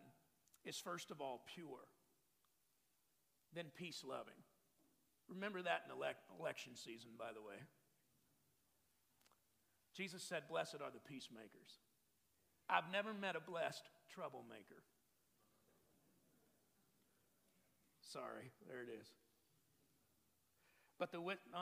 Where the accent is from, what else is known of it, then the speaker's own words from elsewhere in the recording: Texas, United States; I'm from Texas. I grew up with open containers and a gun rack